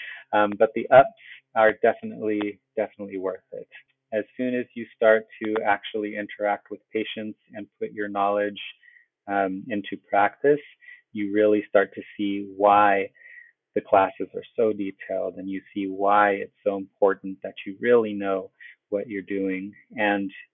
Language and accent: English; California, United States; I am from California. My family's in Oceanside down in San Diego